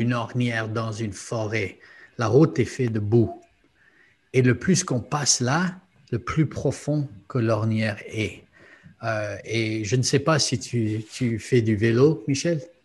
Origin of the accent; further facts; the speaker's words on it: Luxembourg; J'ai grandi au Luxembourg